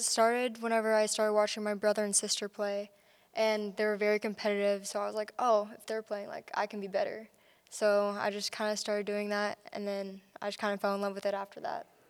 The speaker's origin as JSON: {"language": "English", "town": "Kansas City", "region": "Missouri", "country": "United States", "said": "I'm from Kansas City, Missouri"}